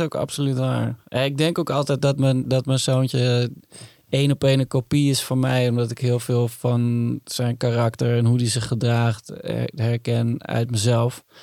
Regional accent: Utrecht, Netherlands; now in Amsterdam, Netherlands; toen ik jong was en, en in Utrecht woonde

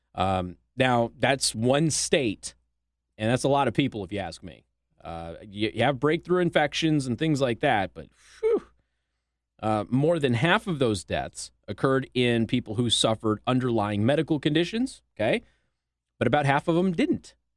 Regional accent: Nevada, United States; my home state of Nevada

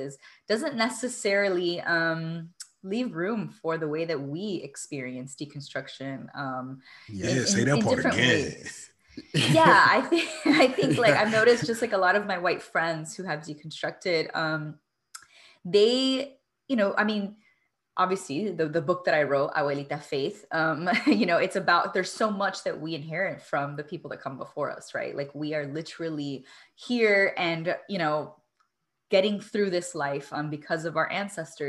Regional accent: Miami, Florida, United States; I'm Cuban American from Miami. And I'm very specific when I say from Miami, because that because of my social location growing up, had a very unique experience growing up

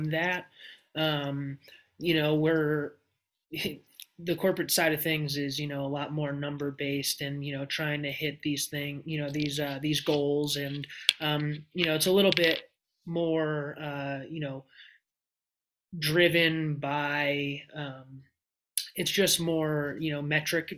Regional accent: Hillsdale, New Jersey, United States; I grew up in Hillsdale, New Jersey

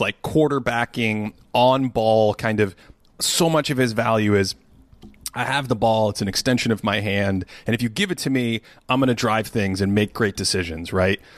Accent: Boston, Massachusetts, United States; I grew up in Boston

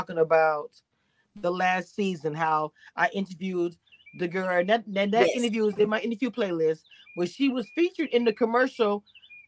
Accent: Louisiana, United States; I'm from Louisiana

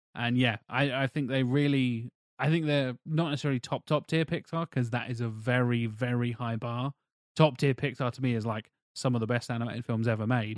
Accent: England, United Kingdom; in England, like growing up in our, in our education system

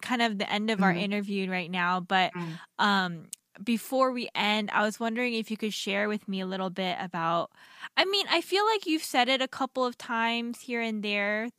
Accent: United States; how we were raised as Korean Americans

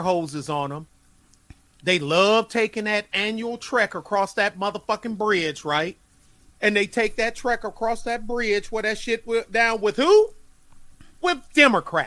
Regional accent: Detroit, Michigan, United States; my hometown of Detroit

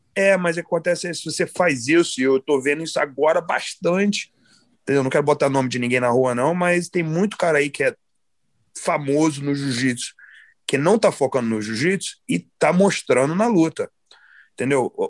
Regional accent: United States; also born or lived in Nova Friburgo, Brazil; E como eu fui criado aqui nos Estados Unidos

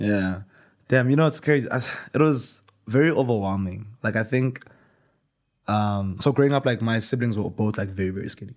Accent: Limpopo, South Africa; moved away; In primary school, I grew up in Limpopo

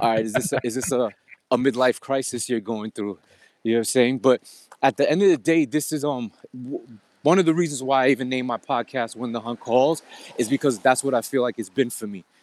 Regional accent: New York City, New York, United States; I'm from Queens, N Y C

